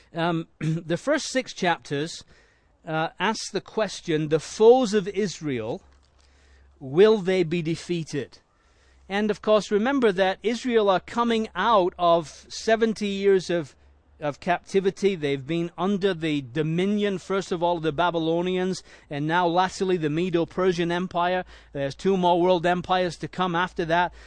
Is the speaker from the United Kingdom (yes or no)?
yes; Leeds, Yorkshire and the Humber, United Kingdom; moved away; I was born in Leeds in England